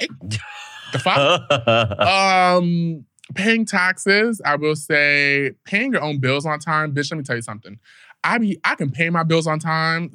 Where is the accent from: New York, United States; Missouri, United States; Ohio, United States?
New York, United States; In New York, I feel like we all grow up at the age of 5